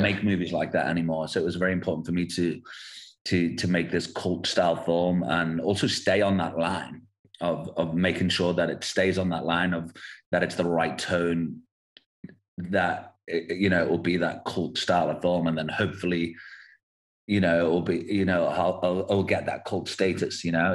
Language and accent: English; England, United Kingdom; moved away as an adult; now in South Africa; growing up in England, and and then I moved to South Africa in 2008. But my father's South African, my mum's English